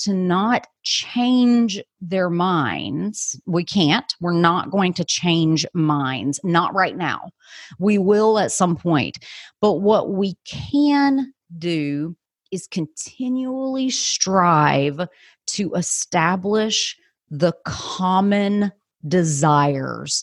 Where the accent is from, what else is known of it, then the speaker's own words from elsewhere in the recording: United States; I, as an American